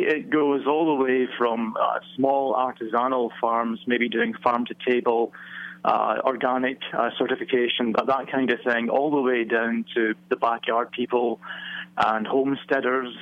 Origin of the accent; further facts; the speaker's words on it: Scotland, United Kingdom; now in Virginia, United States; I'm from neither place. I'm from Scotland originally.